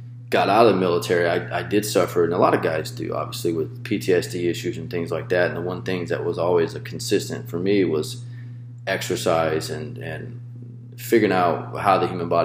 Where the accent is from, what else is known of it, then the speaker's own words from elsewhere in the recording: Tupelo, Mississippi, United States; moved away as an adult; also born or lived in Hawaii; I was born and raised in Tupelo, Mississippi, the home of Elvis Presley.